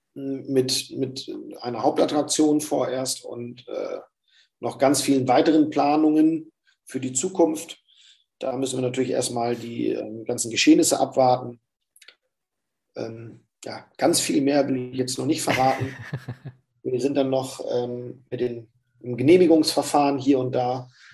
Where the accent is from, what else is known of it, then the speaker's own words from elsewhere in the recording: the North, Northern Germany, Germany; bei uns im Norden